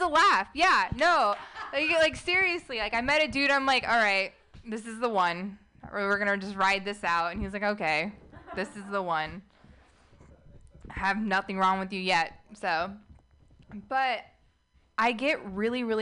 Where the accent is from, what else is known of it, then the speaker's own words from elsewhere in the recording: United States; I'm an Arab American, not by choice